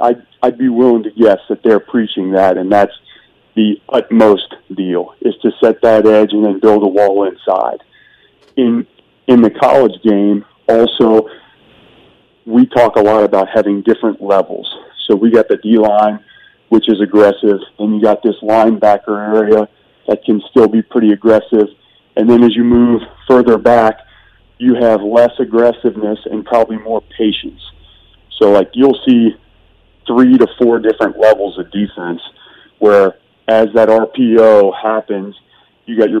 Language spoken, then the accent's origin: English; Cincinnati, Ohio, United States; moved away as an adult; born and raised on the west side of the city